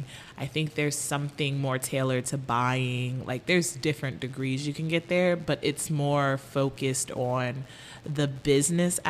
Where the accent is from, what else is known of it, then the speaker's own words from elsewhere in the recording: Woodbridge, Virginia, United States; moved away as an adult; also born or lived in Connecticut; now in New York City, United States; I was born in Connecticut and moved to Virginia when I was like just under 2